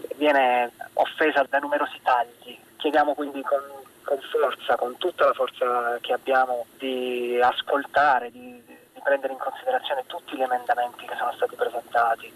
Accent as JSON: {"language": "Italian", "town": "Taranto", "region": "Apulia", "country": "Italy", "tie": "born or raised there", "moved": "yes", "lives_now": "Milan, Italy", "said": "sono tarantino e quindi cresciuto con il mare"}